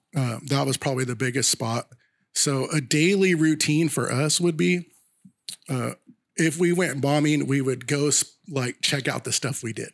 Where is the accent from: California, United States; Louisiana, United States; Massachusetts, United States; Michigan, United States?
California, United States; Sacramento; we grew up in North Sacramento